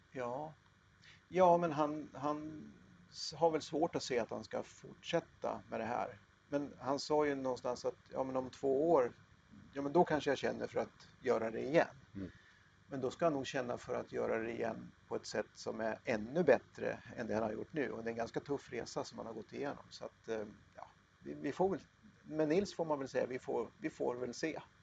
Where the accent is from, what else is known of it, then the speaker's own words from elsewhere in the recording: Katrineholm, Södermanland, Sweden; also born or lived in Eskilstuna; Jag, jag är född i Katrineholm, jag har bott i Eskilstuna